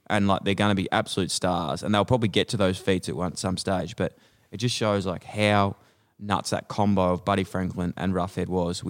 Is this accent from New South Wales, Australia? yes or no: no; Ballarat, Victoria, Australia; Yeah, I actually am from Ballarat and I was a farmer.